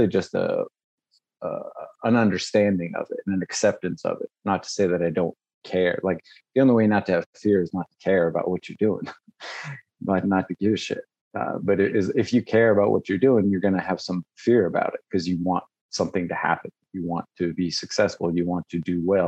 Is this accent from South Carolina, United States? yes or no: no; Las Vegas, Nevada, United States; I grew up in Vegas